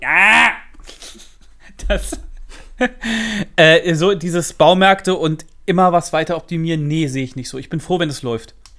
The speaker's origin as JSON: {"language": "German", "region": "Central Hesse", "country": "Germany", "accent": "Central Hessian", "said": "bei, uns daheim, wo ich herkomme, äh, mittelhessisch"}